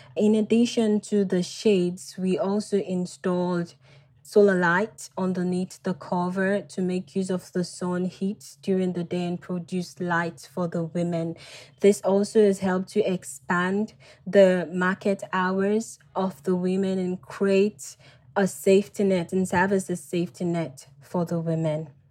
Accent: Freetown, Western Area, Sierra Leone; I was born and raised in Freetown

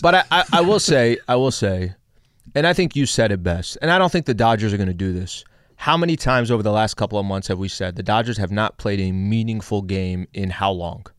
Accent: El Cajon, California, United States; I'm from San Diego

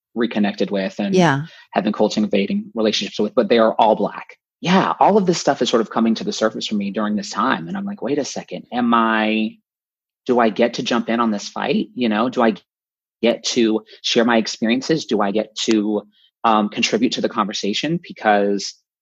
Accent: North Central Florida, United States; I grew up in North Central Florida, pretty conservative

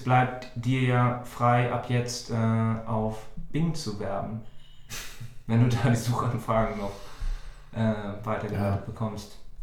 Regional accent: Germany; Als, als Deutsche

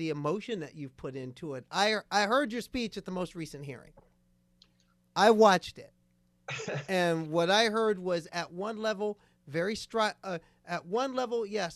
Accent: Nebraska, United States; I was born in Nebraska

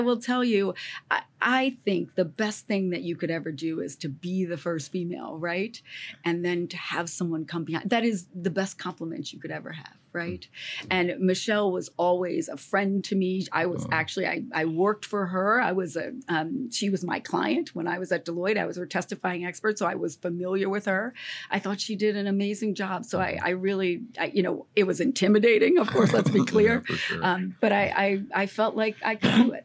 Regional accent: Southern Maryland, United States; growing up in Southern Maryland, like the only people you saw that were successful were doctors or lawyers.

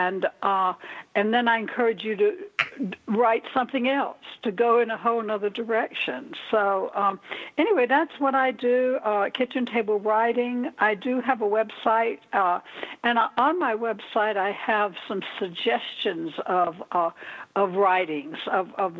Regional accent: the South, United States; moved away; also born or lived in Florida / Minneapolis, Minnesota; I'm originally from the South. I don't know if you hear a little slur in the way I talk, but I'm originally from the South.

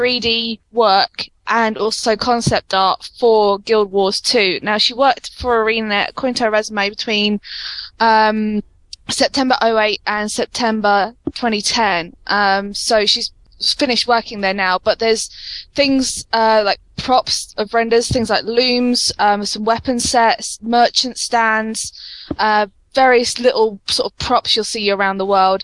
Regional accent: United Kingdom; especially being British

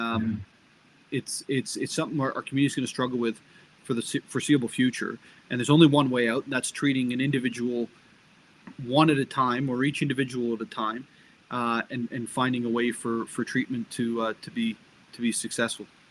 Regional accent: Barrie, Ontario, Canada; also born or lived in England; I, I, had the benefit of growing up in um, in government housing and not-for-profit housing in Barrie, Ontario

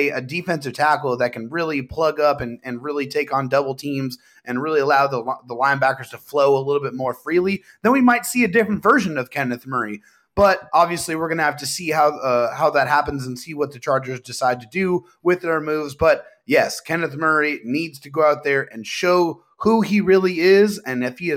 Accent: San Diego, California, United States; Both really of us were born and raised in San Diego, man.

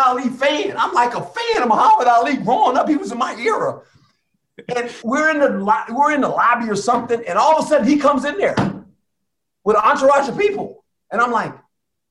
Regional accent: West Coast, United States; I grew up on the West Coast.

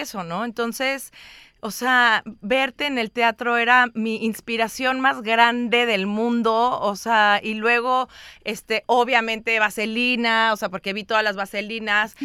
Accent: Mexico; also born or lived in Chicago; vengo de México

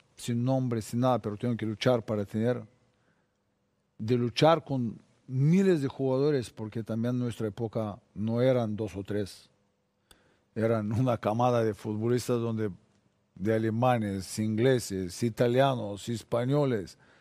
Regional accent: Bulgaria; Spanish is a second language; moved away as an adult; Yo salí de Bulgaria 23 años

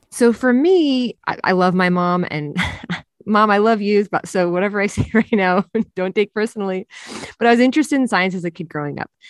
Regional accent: Jersey Shore, New Jersey, United States; I'm a beach lifeguard in my hometown on the Jersey Shore

